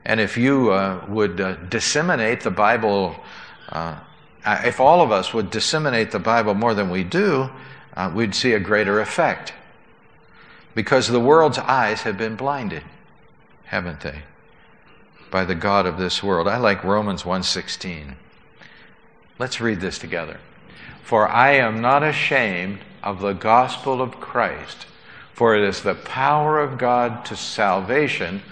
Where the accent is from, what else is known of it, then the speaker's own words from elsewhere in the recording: United States; we were there as American tourists